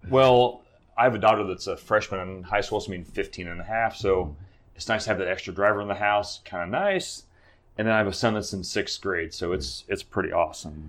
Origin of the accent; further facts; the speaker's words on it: Hamilton, Illinois, United States; I grew up outside of Hamilton, Illinois, so a little town about three thousand people